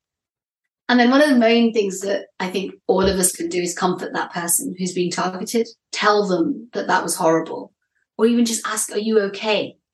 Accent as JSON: {"language": "English", "country": "United Kingdom", "said": "I'm British"}